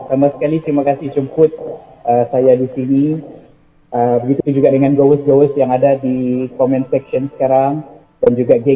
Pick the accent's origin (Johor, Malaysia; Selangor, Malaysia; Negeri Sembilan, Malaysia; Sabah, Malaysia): Sabah, Malaysia; So kopi kopi ejaan kopi itu adalah slang kami di Sabah.